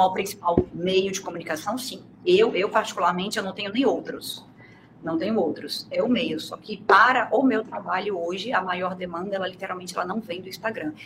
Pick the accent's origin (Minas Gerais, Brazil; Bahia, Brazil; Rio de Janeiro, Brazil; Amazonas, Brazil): Bahia, Brazil; Itaí, interior of; now in Espírito Santo, Brazil; moro no Espírito Santo, mas como eu frisei aqui, eu sou baiana, do interior da Bahia, eu sou itaiense